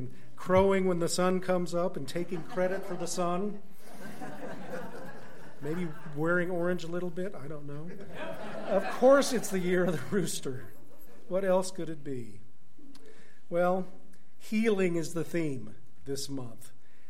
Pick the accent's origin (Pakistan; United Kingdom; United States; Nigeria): United States; Tulsa, Oklahoma; I grew up in Tulsa. I don't know if any of you knew my parents. They were here for 50 years or so.